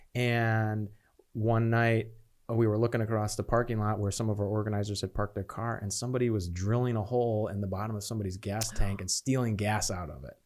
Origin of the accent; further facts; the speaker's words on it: Chicago, Illinois, United States; moved away as an adult; also born or lived in Beloit, Wisconsin / Phoenix, Arizona; now in Charlotte, United States; I was born in Beloit, Wisconsin, and I grew up, uh, in the suburbs of Chicago and stayed there until I went to college